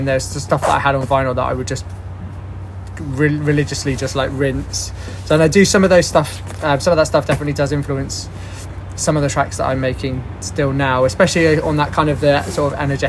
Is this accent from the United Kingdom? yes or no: yes; Torquay, South West England, United Kingdom; In Torquay.